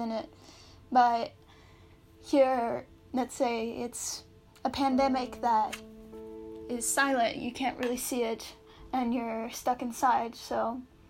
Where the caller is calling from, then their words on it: New York City, New York, United States; I'm calling from my apartment in New York City, Brooklyn